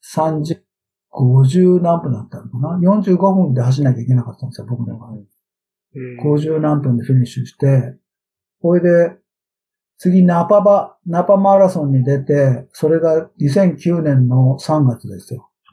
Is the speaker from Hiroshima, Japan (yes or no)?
no; Tokyo, Japan; moved away as an adult; now in Sacramento, United States; 僕は生まれが、生まれも育ちも歌舞伎町でしょ新宿の